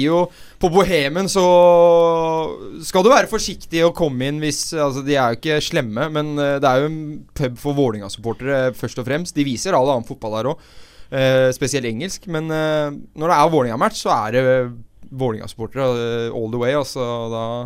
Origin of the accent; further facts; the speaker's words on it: Oslo, Norway; jeg er jo fra Oslo øst, og det blir min osloøstisme